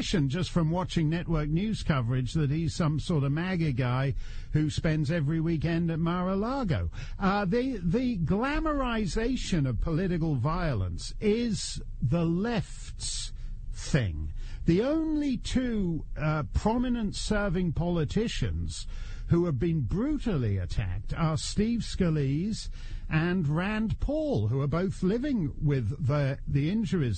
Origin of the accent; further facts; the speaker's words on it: Canada; now in United States; as a Canadian... who's way overstayed in the United States